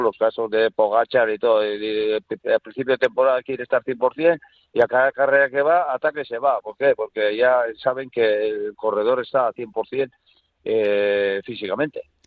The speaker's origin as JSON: {"language": "Spanish", "town": "Durango", "region": "Basque Country", "country": "Spain", "tie": "born or raised there", "said": "cuando era chaval pues en Durango"}